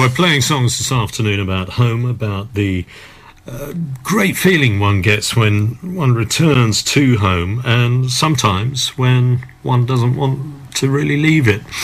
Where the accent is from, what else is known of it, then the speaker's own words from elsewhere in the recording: Southend-on-Sea, East of England, United Kingdom; I come from Southend, so I know Brentwood reasonably well.